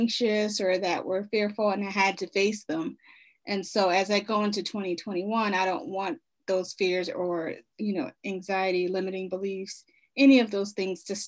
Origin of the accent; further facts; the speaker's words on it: Baltimore, Maryland, United States; I am from Baltimore, Maryland. I've lived there for the majority of my life